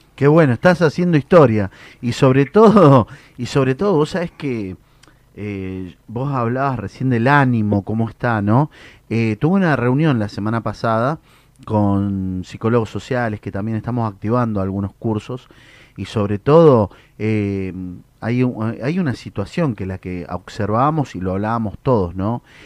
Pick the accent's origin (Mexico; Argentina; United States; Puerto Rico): Argentina; Mendoza; now in Greater Buenos Aires, Argentina; yo soy una persona que vengo del interior, ¿no? Yo soy de Mendoza.